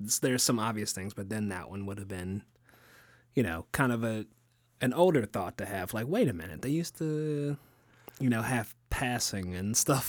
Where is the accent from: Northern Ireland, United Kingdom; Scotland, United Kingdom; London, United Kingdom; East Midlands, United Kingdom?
Scotland, United Kingdom; But I'm from the Highlands of Scotland.